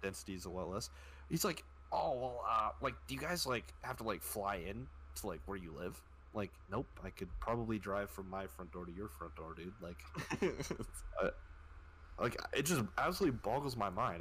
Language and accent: English; Canada; I'm from Canada.